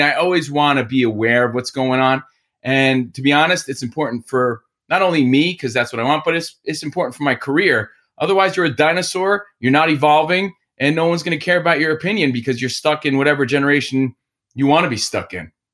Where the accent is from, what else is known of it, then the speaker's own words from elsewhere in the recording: Union, New Jersey, United States; moved away as an adult; also born or lived in Encino, California / Woodland Hills, California; now in Sherman Oaks, United States; I'm from New Jersey, Union, New Jersey. I live now in Sherman Oaks